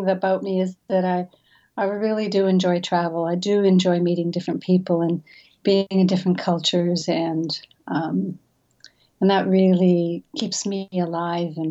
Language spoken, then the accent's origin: English; British Columbia, Canada; moved away; I grew up in the mountains of British Columbia. I'm a Canadian, actually. So I grew up in a mountain village